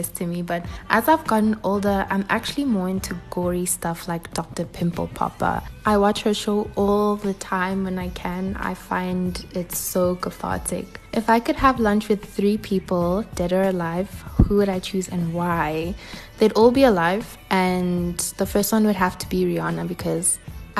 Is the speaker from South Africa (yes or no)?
yes; South Africa; born and bred in sunny South Africa. I'm half Nigerian, half South African.